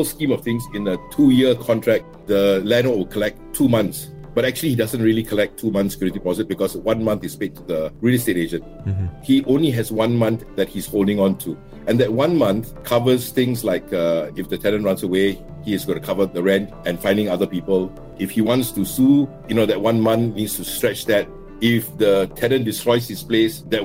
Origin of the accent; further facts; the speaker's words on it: Singapore; I grew up in District 11 in an enclave called Jalan Pemimpin.